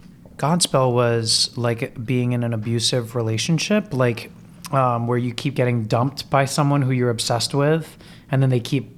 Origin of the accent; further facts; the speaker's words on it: Orlando, Florida, United States; moved away as an adult; now in New York, United States; I was born in New York, but I was raised in Florida.